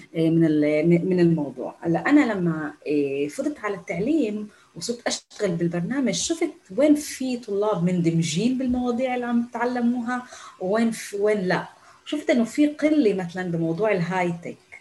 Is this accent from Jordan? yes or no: no; Palestine; first language Arabic; نحن النساء الفلسطينيات بالجامعات الاسرائيليه